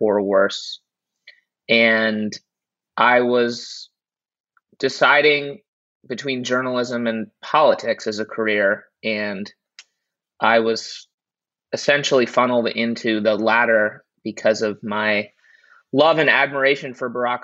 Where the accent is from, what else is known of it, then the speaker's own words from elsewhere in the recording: New York City, New York, United States; also born or lived in Durham, North Carolina; I grew up in Uptown Manhattan